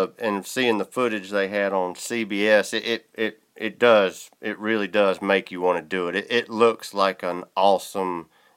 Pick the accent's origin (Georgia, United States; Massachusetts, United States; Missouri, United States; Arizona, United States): Georgia, United States; South; I'm from South Georgia.